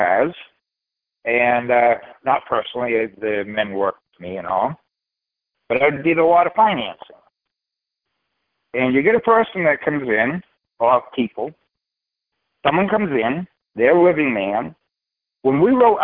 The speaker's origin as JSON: {"language": "English", "region": "Maine", "country": "United States", "said": "we're from Maine, and we don't use R's"}